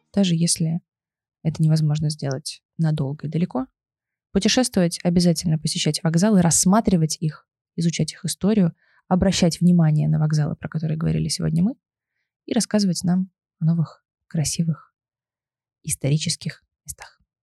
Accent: Lipetsk, Lipetsk Oblast, Russia; я из города Липецк

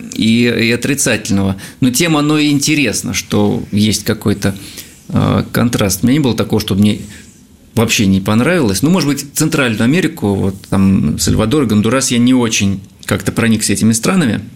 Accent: Russia; я из России.

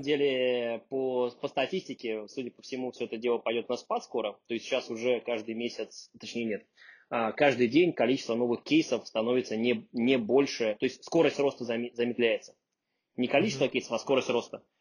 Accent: Russia; moved away as an adult; now in New York, United States; Я вообще из России, можно сказать, не уехал

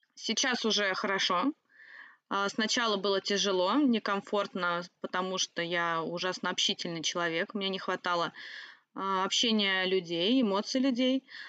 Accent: the Volga, Saratov Oblast, Russia; moved away; сама я с Волги, Саратовской области

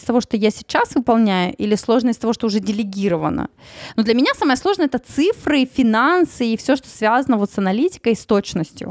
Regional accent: Tyumen, Tyumen Oblast, Russia; я из Тюмени

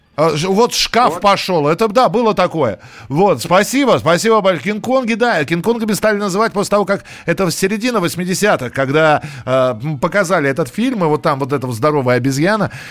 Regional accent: Moscow, Russia; у нас в Москве

